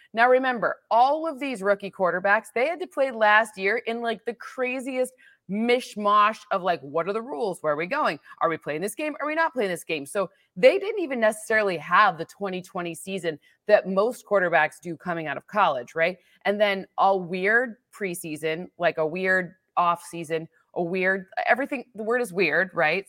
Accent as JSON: {"language": "English", "region": "Michigan", "country": "United States", "said": "I'm from Michigan"}